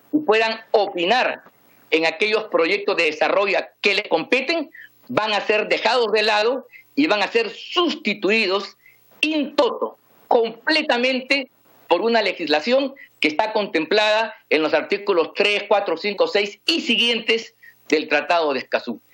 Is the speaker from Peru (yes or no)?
yes; Peru; venimos peleando los peruanos